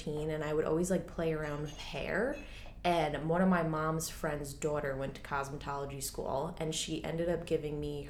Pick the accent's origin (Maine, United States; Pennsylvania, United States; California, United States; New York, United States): New York, United States; Long Island; accent: Long Island; moved away as an adult; now in Queens, New York City, United States; I grew up out on Long Island.